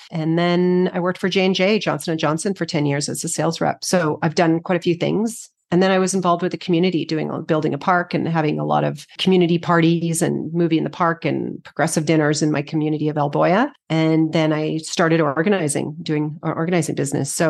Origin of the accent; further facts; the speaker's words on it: Edmonton, Alberta, Canada; also born or lived in Victoria; Edmonton. Edmonton. Edmonton. Yeah. Then I went to university in Victoria.